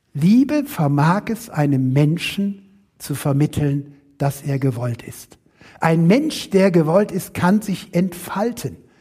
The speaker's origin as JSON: {"language": "German", "region": "Rhineland", "country": "Germany", "said": "Ich selber komme weder aus Württemberg, wie es eben schon anklang, ich komme aus dem Rheinland"}